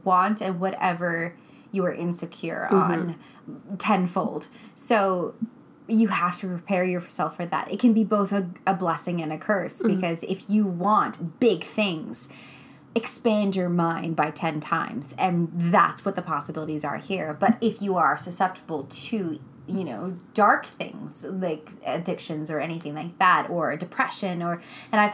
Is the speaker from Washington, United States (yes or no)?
yes; Tacoma, Washington, United States; now in New York City, United States; I'm from Tacoma, Washington, on the West Coast